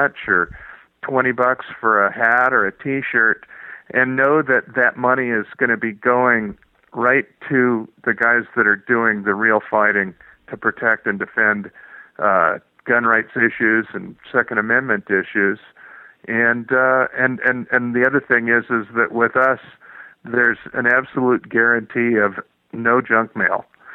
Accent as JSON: {"language": "English", "region": "California", "country": "United States", "said": "I'm from California"}